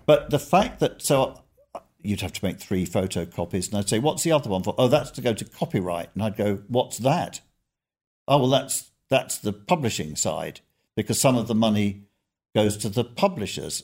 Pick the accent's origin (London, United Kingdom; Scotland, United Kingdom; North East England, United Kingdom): London, United Kingdom; Growing up in North London